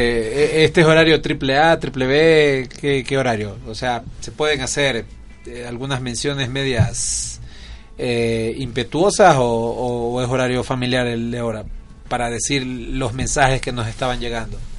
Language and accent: Spanish; Milagro, Guayas, Ecuador; Yo soy costeño de la ciudad de Milagro, provincia del Guayas.